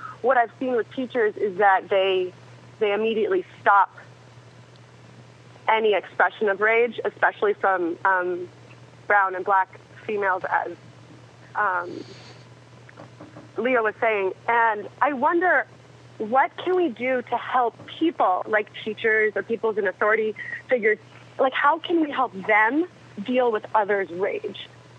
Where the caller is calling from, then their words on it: Anchorage, Alaska, United States; I'm calling from Anchorage. And I work in education